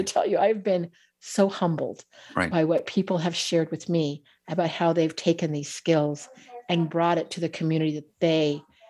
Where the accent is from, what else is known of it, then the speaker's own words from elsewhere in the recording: California, United States; whether I grew up in the Bay Area of California, you know, our nervous systems are designed in the same way.